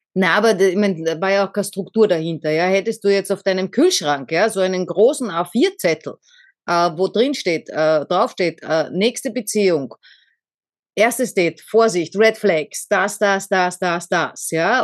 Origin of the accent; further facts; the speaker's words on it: Austria; Also ich bin jetzt erst einmal weg aus Österreich, da war ich was, 19?